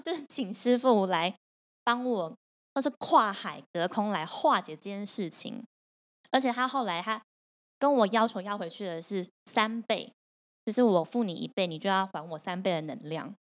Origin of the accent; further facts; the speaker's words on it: Taipei, Taiwan; 我台北人